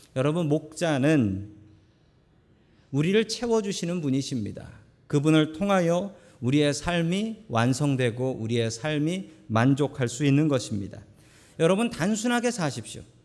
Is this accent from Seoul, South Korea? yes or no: yes; Seoul, South Korea; 저는 서울 사람입니다